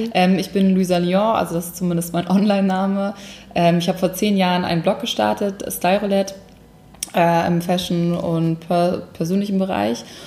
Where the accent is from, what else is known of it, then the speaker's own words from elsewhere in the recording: Hamburg, Germany; moved away as an adult; also born or lived in Munich; ich komme eigentlich aus Hamburg ursprünglich und ähm, bin 2009 nach meinem Abi für ein Praktikum nach München gezogen